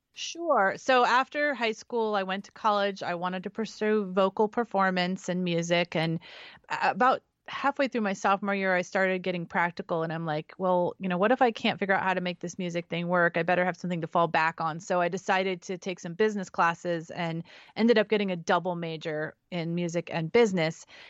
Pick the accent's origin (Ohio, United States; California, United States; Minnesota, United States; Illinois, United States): California, United States; San Francisco Bay Area; also born or lived in Central Valley, California / Nevada / Santa Barbara, California; I was raised in, in California in the Bay Area, so I'm from San Francisco, lived twenty minutes from San Francisco growing up, and then the Central Valley